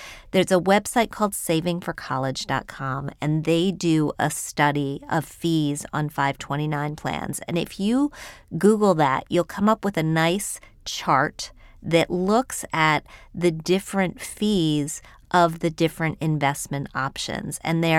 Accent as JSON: {"language": "English", "town": "Wheeling", "region": "West Virginia", "country": "United States", "tie": "born or raised there", "said": "I grew up in Wheeling, West Virginia, which is a stone's throw from Pittsburgh."}